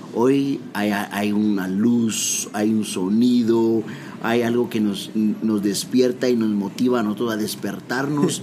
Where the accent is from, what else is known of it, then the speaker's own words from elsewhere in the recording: Guatemala; soy guatemalteco